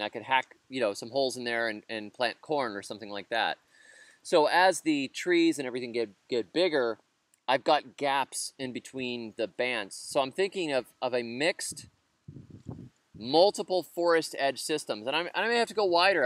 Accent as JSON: {"language": "English", "country": "United States", "said": "I'm an American"}